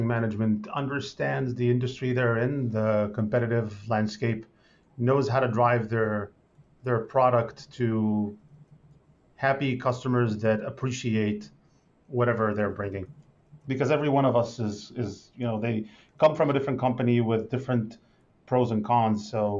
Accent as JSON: {"language": "English", "country": "Israel", "tie": "born or raised there", "second_language": "English", "said": "But for an average person from Israel, I'm pretty mild."}